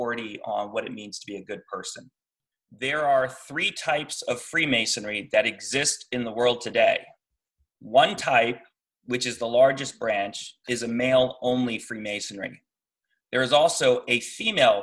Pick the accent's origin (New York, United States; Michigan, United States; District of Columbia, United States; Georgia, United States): District of Columbia, United States; Washington; moved away; also born or lived in Alexandria, Virginia / California / Maryland; I grew up in DC. So there is a lot of history and I love history. And so growing up in DC and growing up in Alexandria